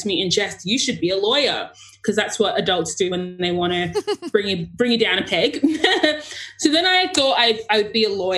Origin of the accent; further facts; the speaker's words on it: Sydney, New South Wales, Australia; I am born and raised in Sydney, but I am from Ghana, which is in west of Africa.